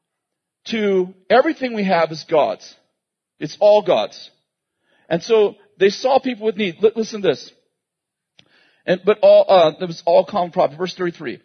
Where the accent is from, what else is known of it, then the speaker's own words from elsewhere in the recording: Weaverville, United States; we grew up in Weaverville and we had obviously cars and stuff, but there's only 3,000 people